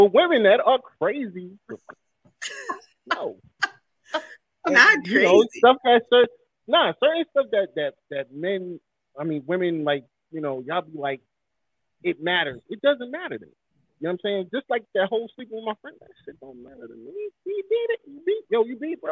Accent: New York City, New York, United States; also born or lived in North Carolina; I've always been Brooklyn, Brooklyn all day

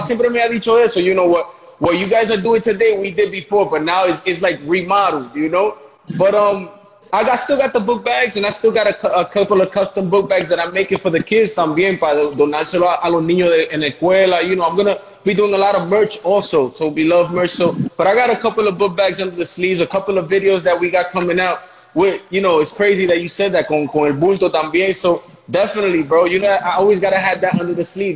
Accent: New York City, New York, United States; I'm from the Bronx

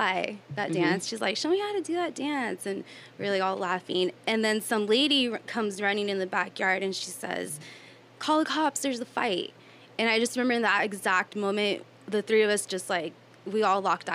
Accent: Escondido, California, United States; also born or lived in Indio, California; I'm born and raised in Escondido, California

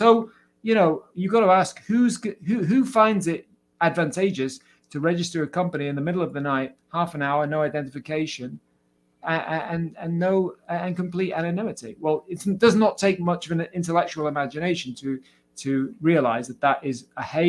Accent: Cardiff, Wales, United Kingdom; Anthony Hopkins and Shirley Bassey from my hometown, Cardiff.

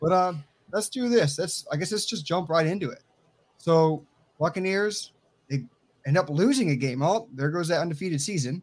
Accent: Tampa, Florida, United States; Tampanian born, born and raised

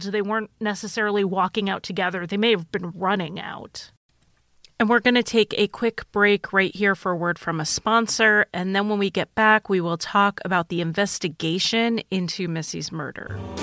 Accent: Connecticut, United States; moved away as an adult; also born or lived in Idaho; I grew up in Connecticut

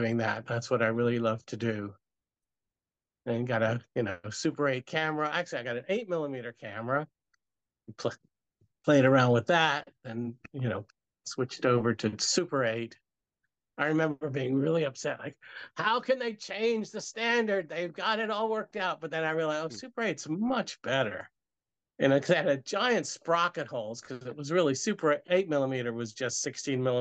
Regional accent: Richmond, Virginia, United States; I grew up in Richmond, Virginia

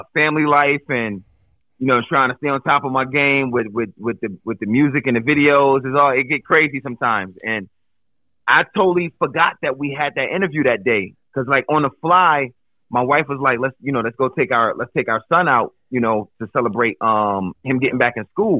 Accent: Buffalo, New York, United States; also born or lived in New Jersey; now in Pennsylvania, United States; born and raised in Buffalo

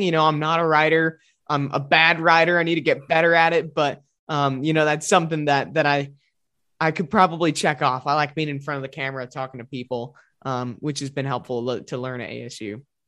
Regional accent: Glenview, Illinois, United States; moved away as an adult; now in Arizona, United States; in the Chicago area, it's just a fun little, fun little town to grow up

